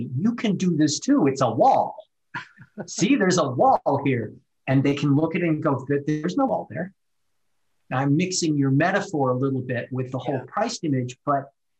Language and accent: English; Midwest, United States; I'm from the Midwest, so we work hard in the Midwest. We plant crops and we get up early and we milk the cows. That's where my culture comes from.